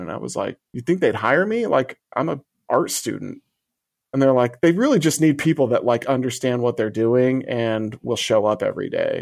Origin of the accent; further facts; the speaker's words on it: Illinois, United States; it was a two one seven nine three five number, which is the exchange for my hometown